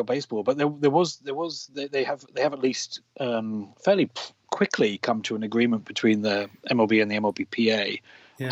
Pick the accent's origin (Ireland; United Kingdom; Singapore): United Kingdom; England